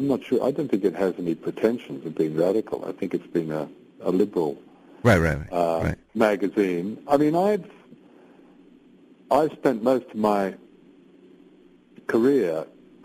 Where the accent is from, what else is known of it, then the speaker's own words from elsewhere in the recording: Australia; now in United Kingdom; I was born and brought up in Australia